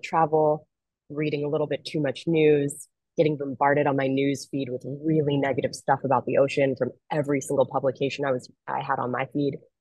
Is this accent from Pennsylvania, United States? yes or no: yes; Philadelphia, Pennsylvania, United States; moved away as an adult; also born or lived in Washington D.C., United States / New York, United States / Australia; I grew up in Philadelphia, Pennsylvania, nowhere near an ocean being in my backyard